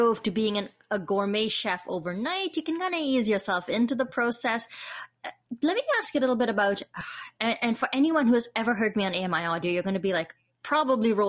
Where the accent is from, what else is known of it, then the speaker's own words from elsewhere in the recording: India; moved away; I grew up in India.